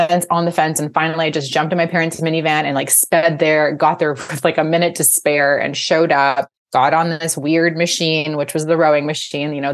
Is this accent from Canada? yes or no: yes; Vancouver, British Columbia, Canada; I'm from Vancouver, British Columbia